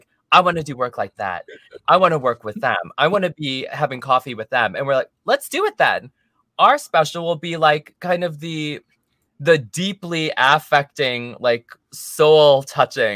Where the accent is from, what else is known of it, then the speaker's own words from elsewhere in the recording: United States; accent: American English; first language English; now in Los Angeles, United States; English is my mother tongue. I was adopted as a baby, so I only ever grew up speaking American English